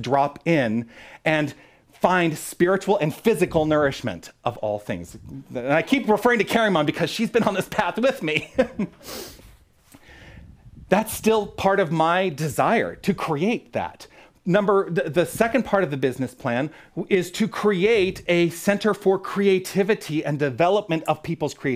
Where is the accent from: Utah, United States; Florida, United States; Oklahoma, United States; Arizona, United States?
Arizona, United States; Tucson; moved away as an adult; move back to Tucson, my hometown